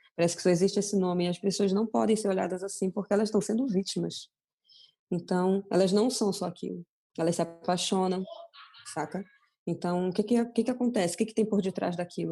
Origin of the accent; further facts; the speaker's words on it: Belém, Pará, Brazil; moved away; eu sou de Belém